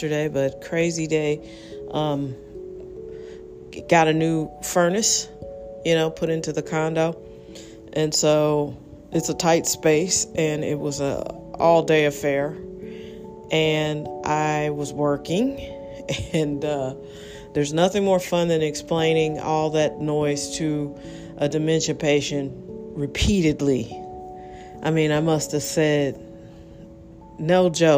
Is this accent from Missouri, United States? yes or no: yes; North County, Missouri, United States; I grew up in North County